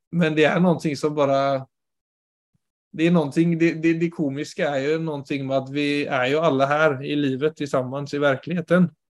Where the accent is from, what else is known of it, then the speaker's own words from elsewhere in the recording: Sweden; Norwegian is a second language; now in Oslo, Norway; jeg er jo svensk, ikke sant? så jeg jo, kommer jo fra et enormt sosialt nettverk i Sverige.